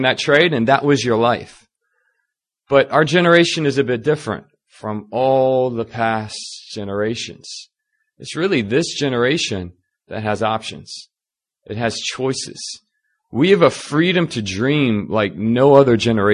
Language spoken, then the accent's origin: English; Northern Virginia, United States; moved away as an adult; now in South Korea; I'm originally from Northern Virginia